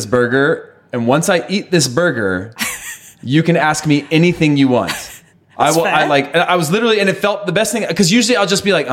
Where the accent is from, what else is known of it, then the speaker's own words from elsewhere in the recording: California, United States; moved away as an adult; also born or lived in Denmark; growing up in California